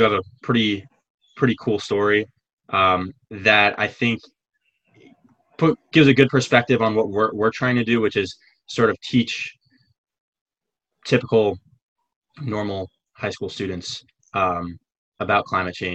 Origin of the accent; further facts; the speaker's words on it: New York, United States; I'm also a senior at Hunter College High School, and I'm also from Manhattan